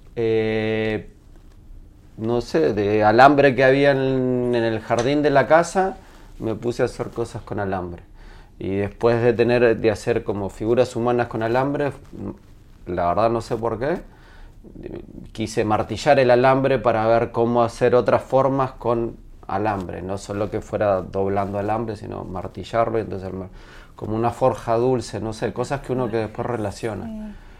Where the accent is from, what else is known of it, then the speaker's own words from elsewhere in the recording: Uruguay; accent: Uruguayan; moved away as an adult; now in Chile; soy de Uruguay, nací en Uruguay, viví hasta los 21 en Uruguay, pero mi madre es chilena